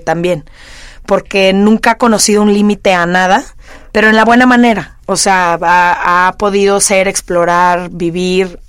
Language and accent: Spanish; Guadalajara, Jalisco, Mexico; nací y crecí en Guadalajara